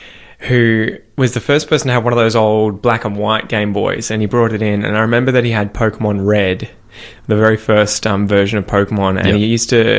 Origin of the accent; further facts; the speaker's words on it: Australia; growing up in Australia.